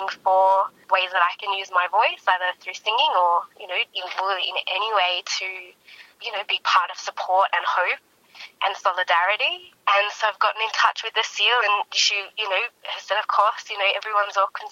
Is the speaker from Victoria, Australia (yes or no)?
yes; Melbourne, Victoria, Australia; also born or lived in Canberra; I grew up in Melbourne, and I left Melbourne